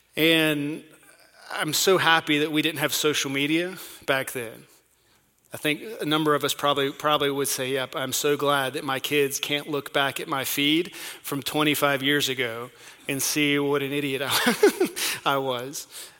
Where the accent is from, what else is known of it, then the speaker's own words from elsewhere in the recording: North Carolina, United States; accent: North Carolina; also born or lived in overseas; I was born and raised in North Carolina, and every now and then that North Carolina accent comes out, and I can't hide it too much. I don't have much of an accent because we lived overseas and spoke different languages